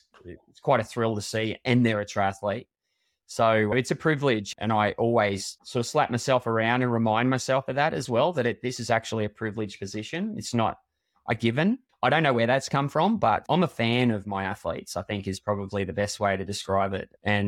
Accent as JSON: {"language": "English", "region": "Queensland", "country": "Australia", "said": "I'm a Queenslander through and through, and they say we've got two heads up here and all that sort of stuff."}